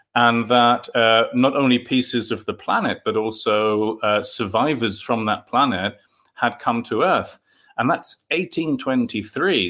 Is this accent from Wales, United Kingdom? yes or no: no; London, United Kingdom; moved away; I collected Marvel comics in London. I'm from London originally.